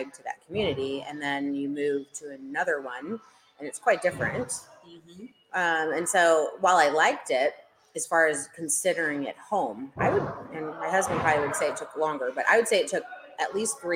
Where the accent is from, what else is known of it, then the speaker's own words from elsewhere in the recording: St. Louis, Missouri, United States; now in Loudoun County, United States; I'm originally from St. Louis